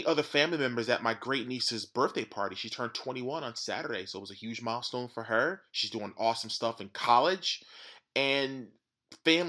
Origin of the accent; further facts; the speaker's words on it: Newark, New Jersey, United States; we grew up in Newark